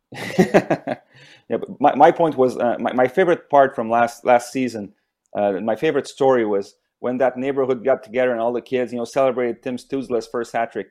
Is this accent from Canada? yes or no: yes; near Montreal, Quebec, Canada; moved away as an adult; now in Ottawa, Canada; I grew up near Montreal